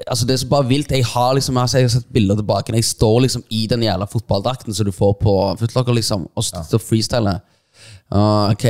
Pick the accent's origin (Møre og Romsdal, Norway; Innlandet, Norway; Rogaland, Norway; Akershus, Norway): Rogaland, Norway; Stavanger; er det ganske surrealistisk når jeg kommer fra Stavanger